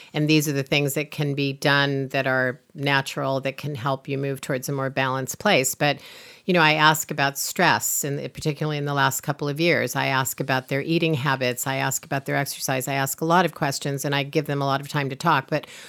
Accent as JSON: {"language": "English", "region": "Iowa", "country": "United States", "tie": "born or raised there", "said": "Maybe it's in the way I grew up in Iowa eating corn."}